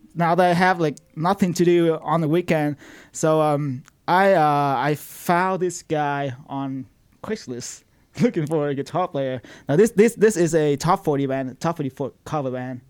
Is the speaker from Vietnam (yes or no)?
yes; Vietnam; moved away as an adult; now in United States; I'm 27 now. So I, I, I lived there my whole life, and I just moved here four years ago